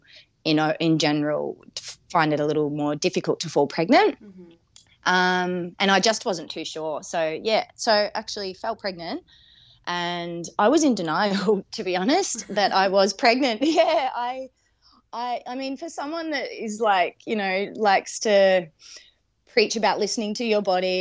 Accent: Melbourne, Victoria, Australia; moved away as an adult; now in Adelaide, Australia; I'm originally from Melbourne, however, I moved over here in between the 2 years of the harsh Melbourne

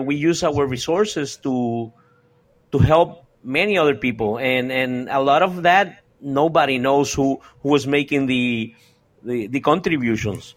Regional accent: Puerto Rico; I was born here in Puerto Rico

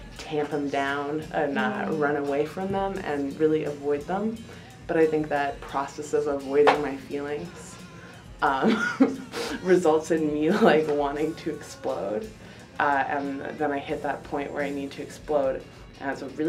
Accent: Calgary, Alberta, Canada; also born or lived in Clarenville, Newfoundland; I was born in Clarenville, Newfoundland, and I grew up most of my life in Calgary.

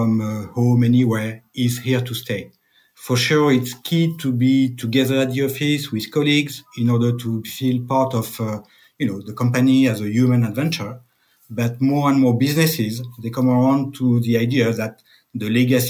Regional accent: France; accent: French; English is a second language; I'm French, as you can tell by my accent.

